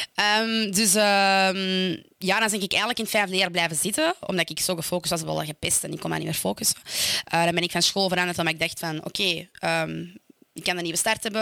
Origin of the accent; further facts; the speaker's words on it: Stabroek, Flanders, Belgium; ik kom uit Stabroek